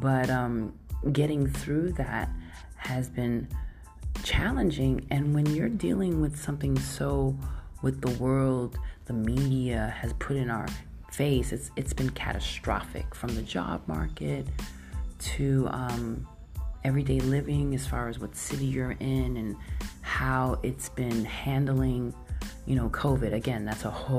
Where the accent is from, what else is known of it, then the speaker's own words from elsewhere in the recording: New York, United States; I grew up in New York